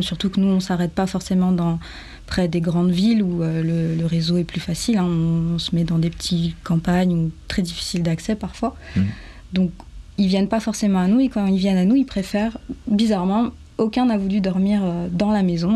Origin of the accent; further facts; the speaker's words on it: French Guiana; moved away as an adult; also born or lived in Bordeaux / Marseille / Paris; now in France; j'ai grandi en Guyane, moi j'ai toujours été habituée à être proche de la nature